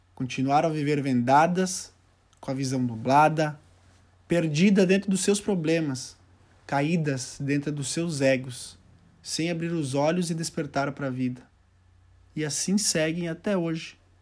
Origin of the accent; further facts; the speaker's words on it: Doutor Ricardo, Rio Grande do Sul, Brazil; also born or lived in Santiago, Chile; eu tinha retornado ao meu pequeno município, que é- se chama Doutor Ricardo, município de 2 mil, 2 mil habitantes